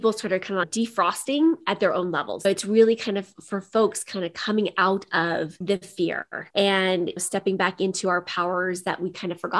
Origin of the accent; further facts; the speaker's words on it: Midwest, United States; I come from the Midwest. So I grew up in the country.